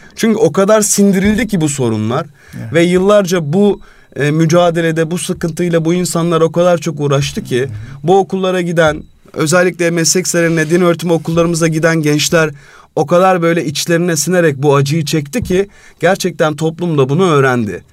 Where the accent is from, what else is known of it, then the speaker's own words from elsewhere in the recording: Istanbul, Turkey; İstanbul'da doğdum, büyüdüm.